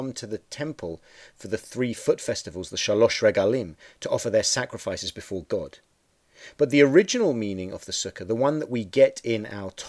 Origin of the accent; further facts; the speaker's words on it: England, United Kingdom; moved away; Growing up in England